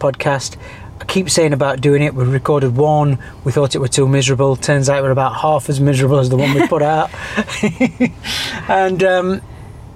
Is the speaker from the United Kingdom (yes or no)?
yes; United Kingdom; now in Dubai, United Arab Emirates; I'm too British